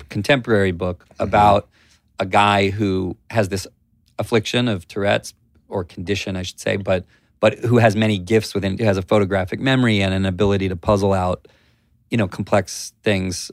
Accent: Columbia, Maryland, United States; Grew up, um, in Columbia, Maryland

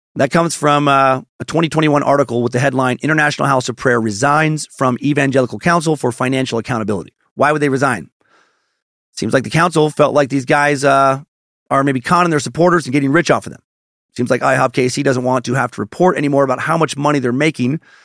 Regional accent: Riggins, Idaho, United States; Riggins where I grew up in Idaho

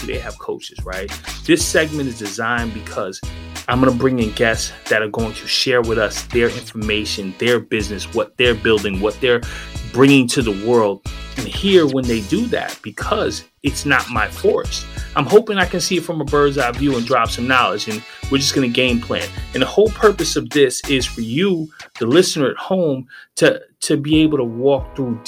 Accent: New York, United States; now in South Florida, United States; in New York, we ain't really rock with rice too much

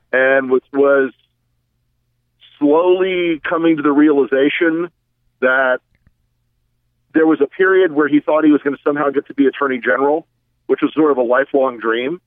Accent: the South, United States; I'm from the South

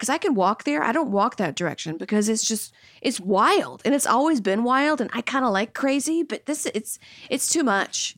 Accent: Louisiana, United States; moved away; also born or lived in New York; I grew up in Louisiana

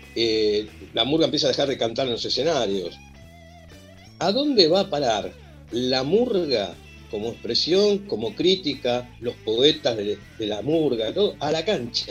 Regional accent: José C. Paz, Buenos Aires Province, Argentina; born or raised there; also born or lived in Merlo, Buenos Aires / Villa Urquiza, Buenos Aires

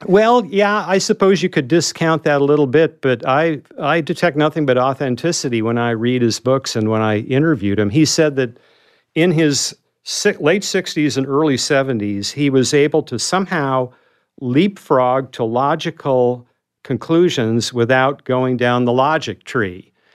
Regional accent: North Dakota, United States; moved away as an adult; I was that kid from North Dakota

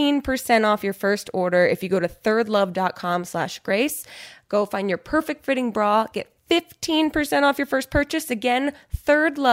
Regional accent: New Jersey, United States; New Jersey, my home state

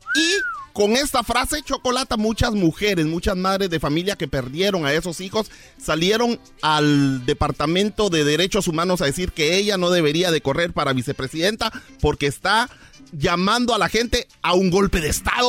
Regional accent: Honduras; mi gente de Honduras

